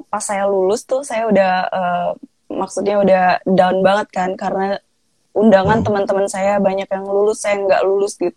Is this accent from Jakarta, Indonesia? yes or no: no; Palembang, South Sumatra, Indonesia; also born or lived in Lampung; oh uh, saya uh, Sumatera Selatan